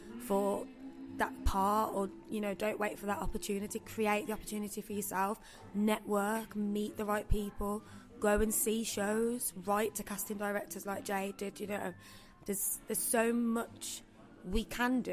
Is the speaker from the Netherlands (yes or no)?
no; Birmingham, West Midlands, United Kingdom; I don't know whether it's just because it's my hometown